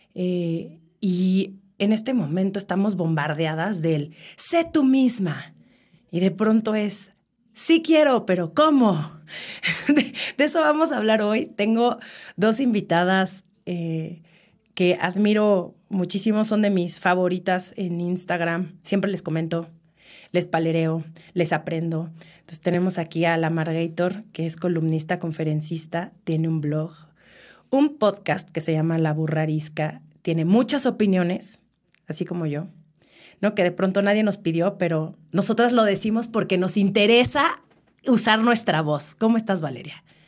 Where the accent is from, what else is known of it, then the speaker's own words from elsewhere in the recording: Mexico City, Mexico; soy de la Ciudad de México creo que se escucha en mi acento